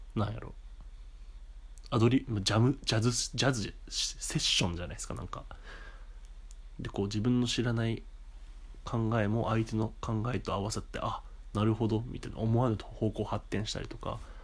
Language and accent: Japanese; Japan; moved away as an adult; now in Tokyo, Japan; そういうところで生まれ育ってて